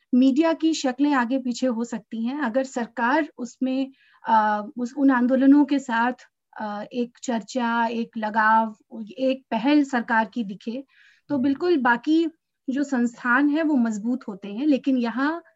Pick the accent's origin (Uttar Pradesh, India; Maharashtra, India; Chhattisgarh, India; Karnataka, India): Uttar Pradesh, India; मैं उत्तर प्रदेश से हूँ